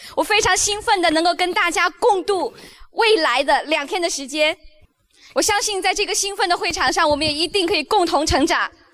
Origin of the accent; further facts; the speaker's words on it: Beijing, China; 我来自中国，出生在北京，成长在北京